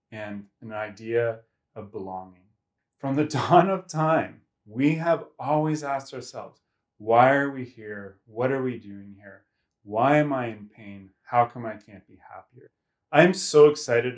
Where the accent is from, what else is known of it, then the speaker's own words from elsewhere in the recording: Kelowna, British Columbia, Canada; I'm from Kelowna, BC, Canada.